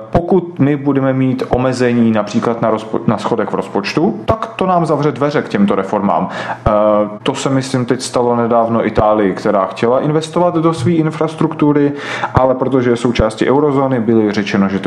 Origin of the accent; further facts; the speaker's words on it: Russia; moved away; E, my jsme, já jsem e, původem z jiné země, my jsme migrovali z Ruska a odcházeli jsme z ekonomických důvodů, protože sociální a ekonomický systém v Rusku po rozpadu Sovětského svazu se rozpadal